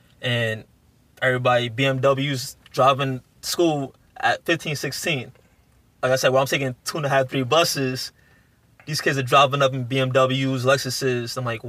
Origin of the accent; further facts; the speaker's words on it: New York City, New York, United States; growing up in South Jamaica, baseball isn't that popular.